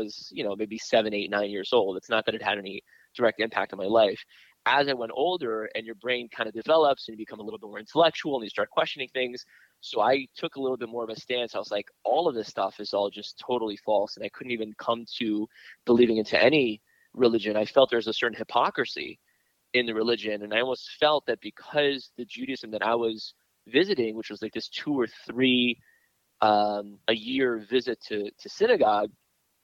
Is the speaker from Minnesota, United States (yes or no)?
no; Miami, Florida, United States; also born or lived in New York / Israel; Growing up in Miami, in the area that I grew up in, it's one of the zip codes to this day that there is no church in the zip code